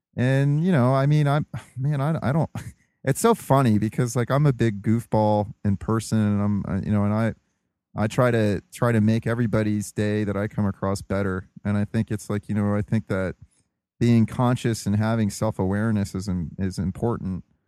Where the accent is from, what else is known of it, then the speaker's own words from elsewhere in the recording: United States; also born or lived in Ohio; as an American, you know, um, our main religion is individualism